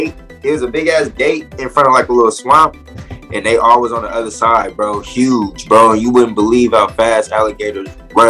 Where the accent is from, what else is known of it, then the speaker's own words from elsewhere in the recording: Richmond, California, United States; also born or lived in Louisiana / Las Vegas, Nevada / Texas; I grew up in Richmond, California. Oh, okay. Grew up in Richmond, man. Then I moved to Louisiana and Vegas, and I moved back. Oh, then I moved to Texas